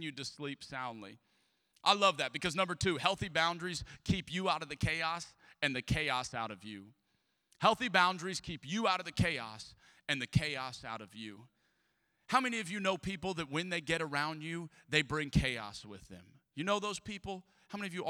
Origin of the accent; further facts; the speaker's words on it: Southern Louisiana, United States; I am from Southern Louisiana. I am a Cajun.